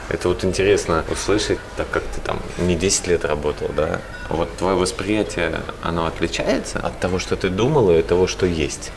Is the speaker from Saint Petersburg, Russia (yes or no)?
yes; Saint Petersburg, Russia; я из Питера, да, у да, нас, да. да, у нас шаверма, а у вас шаурма в Москве